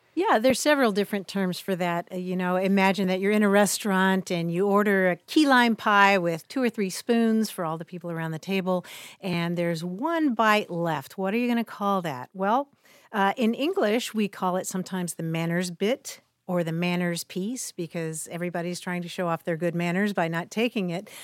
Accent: Kentucky, United States; now in California, United States; growing up in Kentucky

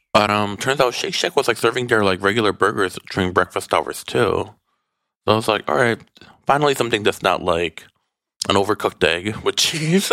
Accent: Midwest, United States; now in Los Angeles, United States; growing up in the Midwest

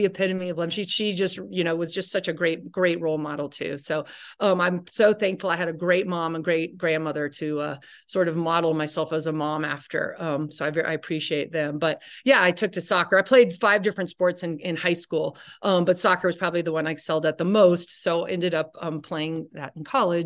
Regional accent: Miami, Florida, United States; moved away as an adult; also born or lived in Stanford; I grew up in Miami

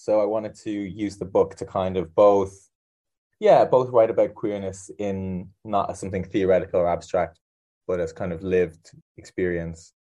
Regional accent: Ireland; moved away; I'm also Irish

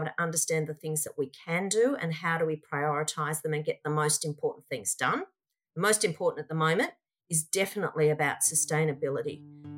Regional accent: Australia; I'm most proud of being Australian

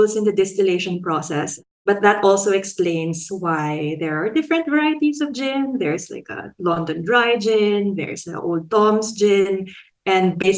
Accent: Philippines; now in Australia; I'm a Filipino sociologist based in Australia

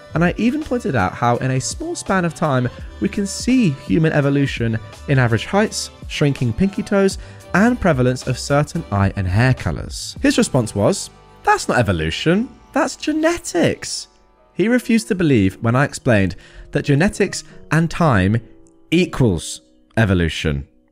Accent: England, United Kingdom; I'm English

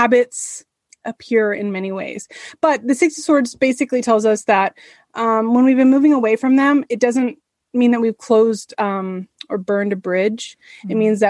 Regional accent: San Francisco, California, United States; moved away; I'm from the San Francisco area originally, and there was an outlet mall by my house

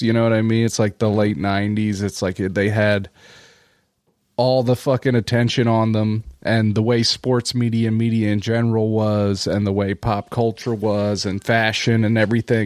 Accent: Delaware County, Pennsylvania, United States; I did grow up in Delco, of course, in the nineties

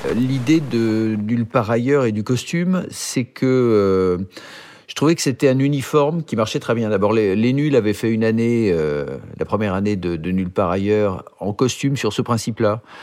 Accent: Neuilly-sur-Seine, Île-de-France, France; also born or lived in Boulogne-Billancourt; J'ai grandi à Neuilly-sur-Seine. Je suis né à, je suis né à Boulogne-Billancourt, mais j'ai grandi euh, dans une petite rue de Neuilly

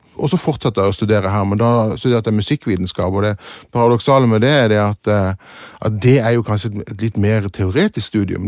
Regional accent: Kristiansand, Agder, Norway; also born or lived in England; Ja, oppvokst i Kristiansand. Født i England og så kom til Kristiansand da jeg var

